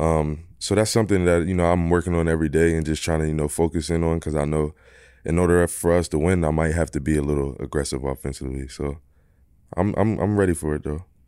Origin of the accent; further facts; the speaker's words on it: Philadelphia, Pennsylvania, United States; moved away; I'm from Philly, I'm from Philly